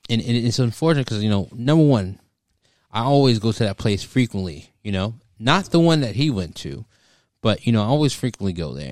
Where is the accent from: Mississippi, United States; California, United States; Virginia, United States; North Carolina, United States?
Virginia, United States; Stafford; I'm from Stafford